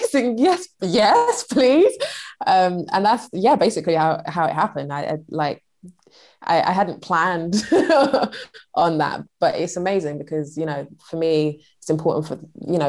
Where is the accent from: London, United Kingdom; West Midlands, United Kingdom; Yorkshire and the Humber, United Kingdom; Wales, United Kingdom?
London, United Kingdom; I'm from London